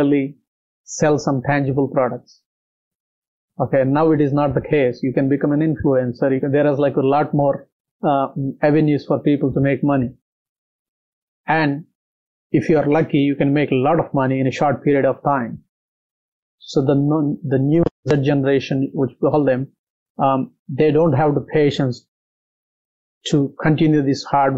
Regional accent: India; born or raised there; moved away as an adult; now in Australia

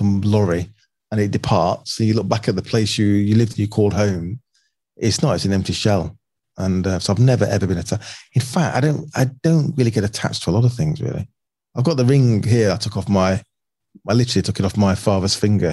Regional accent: Manchester, North West England, United Kingdom; moved away as an adult; now in London, United Kingdom; I grew up a lot of time growing up in Manchester.

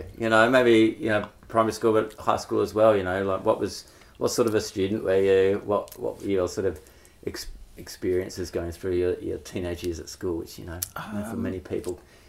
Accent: Perth, Western Australia, Australia; I grew up in Bull Creek.

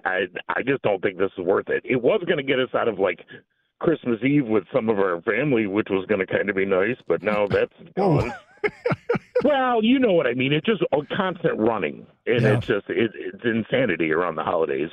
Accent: Buffalo, New York, United States; moved away; I was born in Buffalo

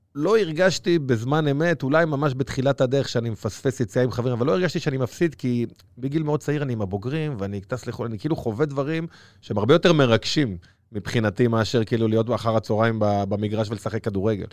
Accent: Bnei Brak, Tel Aviv District, Israel; גדלתי בפרדס כץ

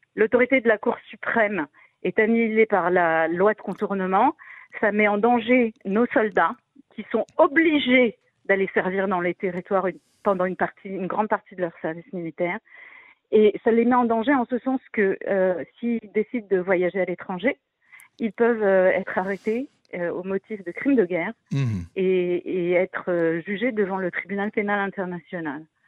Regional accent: France; now in Israel; quand on vient de France, avec la culture qu'on a du militantisme et des manifestations et du syndicalisme français

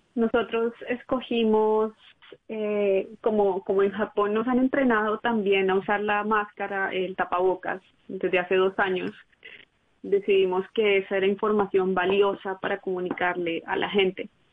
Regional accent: Barranquilla, Atlántico, Colombia; moved away as an adult; also born or lived in United States; now in Tokyo, Japan; Yo soy barranquillera estadounidense

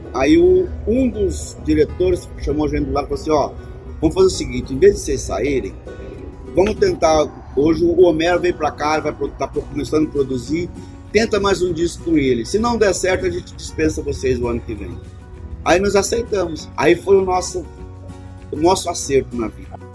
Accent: Brazil; a gente segue sendo brasileiro e trabalhando, produzindo no nosso país

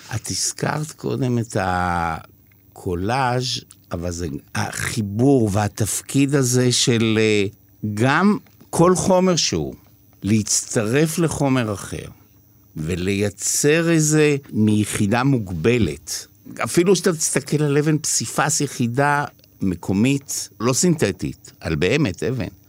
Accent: Israel; also born or lived in New York, United States; חוזרים לישראל, וזה נגמר בקיבוץ

